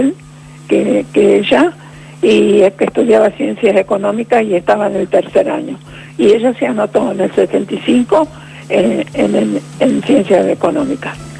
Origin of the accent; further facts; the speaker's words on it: Villa Dolores, Córdoba, Argentina; also born or lived in Rosario; Hice mi primario y secundario en un, pueblo